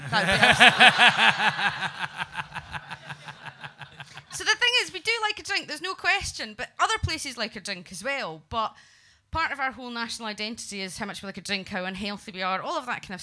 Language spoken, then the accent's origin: English; Scotland, United Kingdom; we as Scottish people